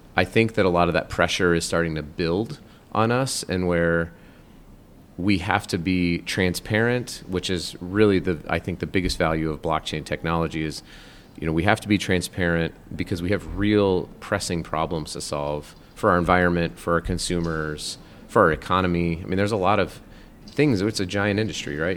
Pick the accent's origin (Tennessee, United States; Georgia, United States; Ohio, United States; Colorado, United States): Colorado, United States; I grew up in Colorado, not in Utah